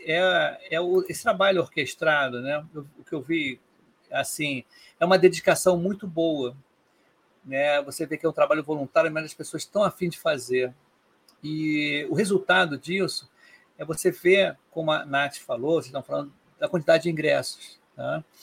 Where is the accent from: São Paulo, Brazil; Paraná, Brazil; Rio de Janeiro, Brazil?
Rio de Janeiro, Brazil; eu sou do Rio. Aqui no Rio tem poucos eventos de agilidade.